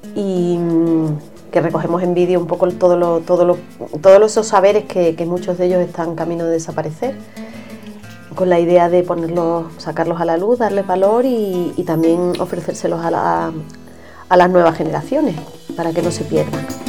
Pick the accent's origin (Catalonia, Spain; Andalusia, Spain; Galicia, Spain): Andalusia, Spain; Seville; soy nacida en Sevilla